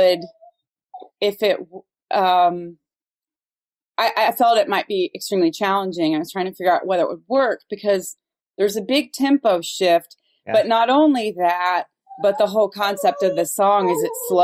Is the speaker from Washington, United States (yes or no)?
no; Dayton, Ohio, United States; also born or lived in Cincinnati, Ohio; I grew up in Dayton, Ohio.